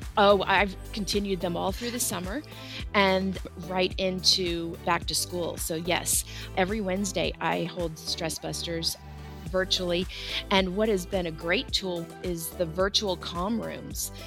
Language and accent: English; Florida, United States; now in Kennesaw, United States; I grew up in Florida